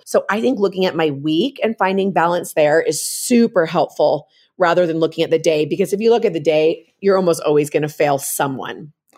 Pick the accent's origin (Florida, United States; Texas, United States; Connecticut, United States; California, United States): California, United States; San Francisco Bay Area; moved away as an adult; also born or lived in Utah; I'm originally from the San Francisco Bay Area. I came out to Utah to actually go to college